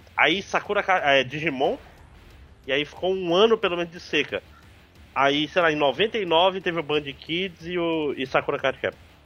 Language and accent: Portuguese; Manaus, Amazonas, Brazil; teve uma época na minha terra infância, 4, 5 anos, que tinha dois videocassetes em casa